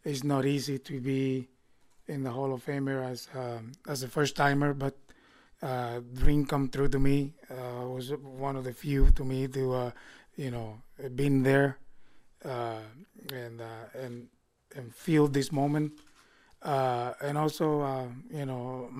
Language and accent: English; Vega Baja, Puerto Rico; growing up when a child from my hometown in Vega Baja